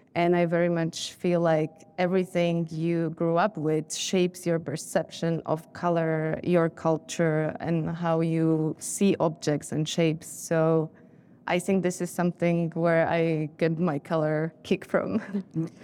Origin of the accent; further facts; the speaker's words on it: Bratislava, Bratislava Region, Slovakia; moved away; I grew up in Bratislava